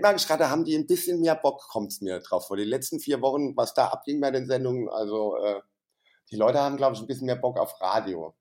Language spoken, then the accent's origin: German; Saarland, Germany; moved away as an adult; now in Frankfurt, Germany; da habe ich ja noch im Saarland gewohnt, wo ich herkomme